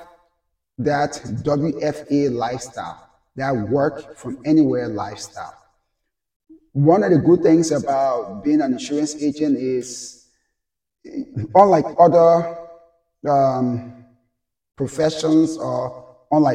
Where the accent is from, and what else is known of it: Liberia; now in United States